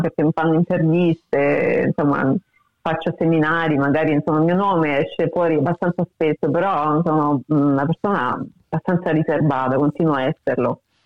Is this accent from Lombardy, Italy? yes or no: no; Rome, Lazio, Italy; moved away as an adult; now in Australia; soprattutto Roma, da dove vengo io